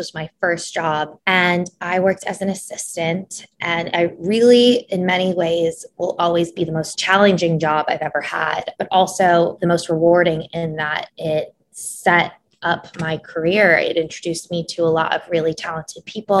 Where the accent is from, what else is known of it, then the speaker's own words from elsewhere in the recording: New York City, New York, United States; I was born and raised in New York City, but I am a Middle Eastern American, first gen